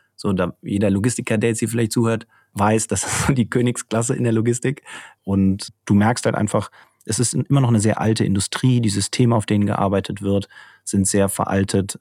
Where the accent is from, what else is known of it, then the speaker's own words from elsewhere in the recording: Cologne, North Rhine-Westphalia, Germany; now in Munich, Germany; wir sind beide aus Köln